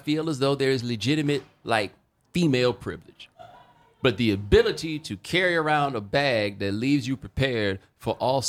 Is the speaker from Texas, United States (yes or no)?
yes; Houston, Texas, United States; also born or lived in Atlanta; I did not grow up in Atlanta. I was born in Atlanta. Yes. I grew up in Houston, but I went to college in Atlanta.